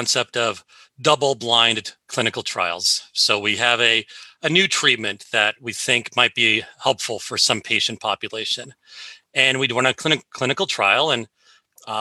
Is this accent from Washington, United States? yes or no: yes; Seattle, Washington, United States; I was raised here in Seattle and I never left